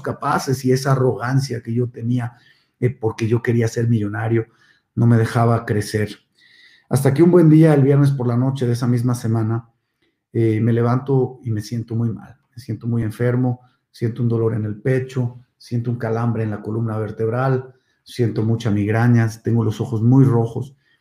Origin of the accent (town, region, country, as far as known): Monterrey, Nuevo León, Mexico; born or raised there; also born or lived in Mexico City